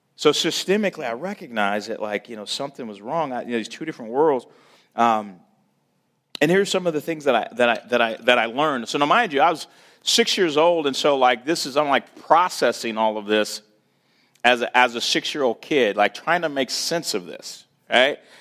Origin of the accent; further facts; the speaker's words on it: St. Louis, Missouri, United States; born and raised in Saint Louis